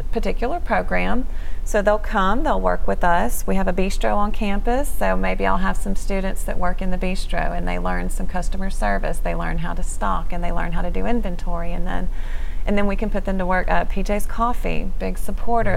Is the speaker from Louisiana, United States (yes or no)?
yes; Shreveport, Louisiana, United States; I, am from the area, grew up in Shreveport